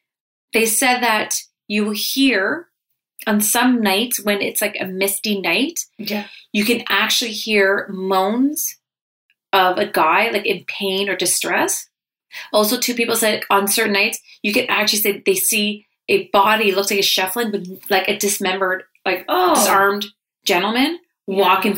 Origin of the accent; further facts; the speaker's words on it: Canada; We're Canadian.